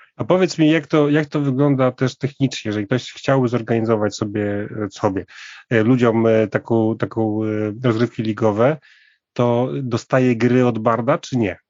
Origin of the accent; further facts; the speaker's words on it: Warmian-Masurian Voivodeship, Poland; moved away; ja trochę jestem z, z tamtych okolic, jestem z Warmii